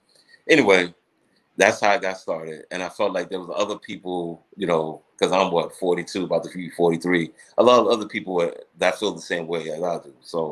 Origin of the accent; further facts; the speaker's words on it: Elmont, New York, United States; now in Queens, United States; Yeah, born and raised in Elmont. Yeah, yeah. Yeah, I currently Queens, but yeah, I'm from Elmont, definitely.